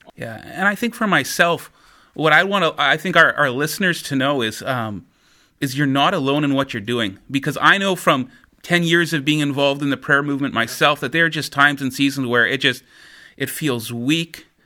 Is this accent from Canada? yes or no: yes; Winkler, Manitoba, Canada; Winkler's my hometown, a small town of maybe about thirteen thousand people